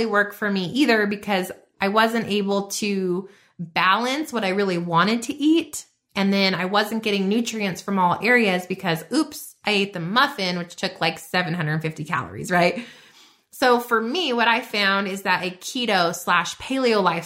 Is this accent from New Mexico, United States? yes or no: yes; New Mexico, United States; I'm from New Mexico